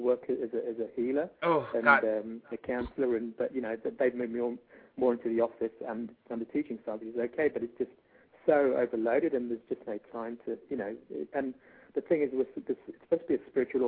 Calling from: Australia; I'm calling from Australia.

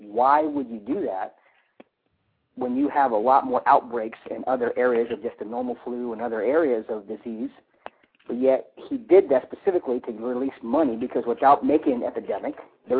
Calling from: California, United States; I'm calling from California.

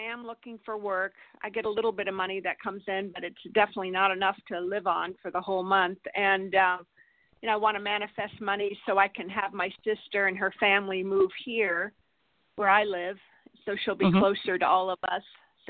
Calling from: California, United States

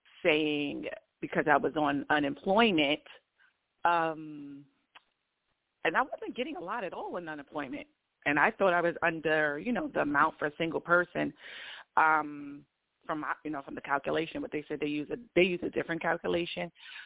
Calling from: Georgia, United States; I'm in Georgia.

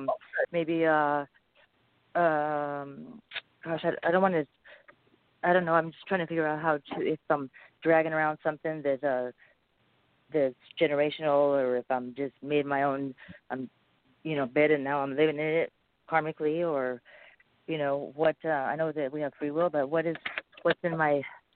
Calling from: California, United States; I'm calling from California.

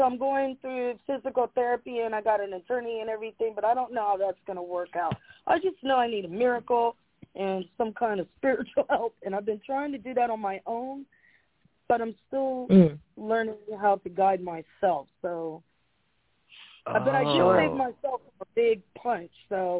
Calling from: Delaware, Ohio, United States; … from Delaware.

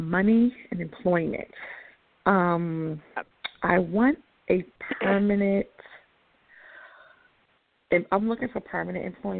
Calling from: Atlanta, Georgia, United States; calling from Atlanta.

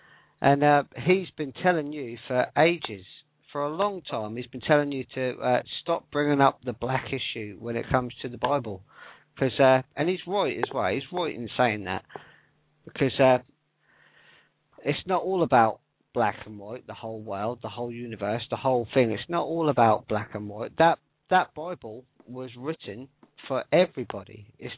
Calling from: Portsmouth, South East England, United Kingdom; Yeah, 70 miles south of London. I'm in a place called Portsmouth.

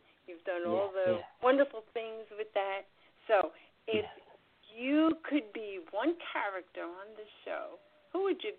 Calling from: New York City, New York, United States; I'm calling from New York City.

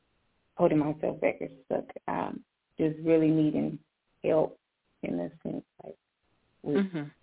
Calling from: Jacksonville, Florida, United States; Jacksonville, Florida.

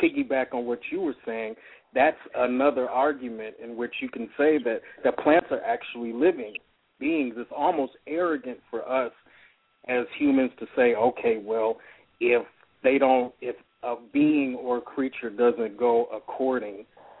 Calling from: Atlanta, Georgia, United States; I'm calling from Atlanta, Georgia.

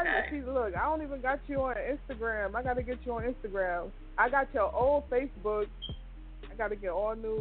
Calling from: Trenton, New Jersey, United States; also born or lived in Atlanta, Georgia; I'm calling from Trenton, New Jersey.

